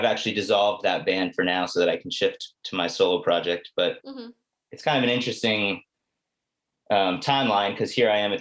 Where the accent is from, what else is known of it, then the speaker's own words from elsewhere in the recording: San Diego, California, United States; moved away as an adult; also born or lived in Los Angeles / Portland, Maine; I grew up in San Diego, Southern California.